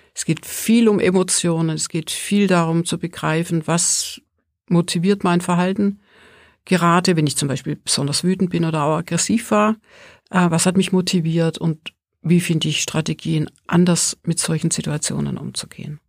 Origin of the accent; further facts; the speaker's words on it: Swabia, Germany; now in Mittenwald, Germany; Also ich komme ja aus dem Schwäbischen